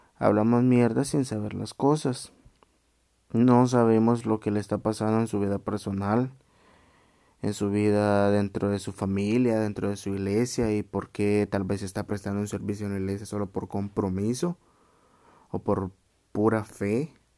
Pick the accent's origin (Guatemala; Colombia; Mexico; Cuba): Guatemala; Chiquimula; Soy chapín de corazón.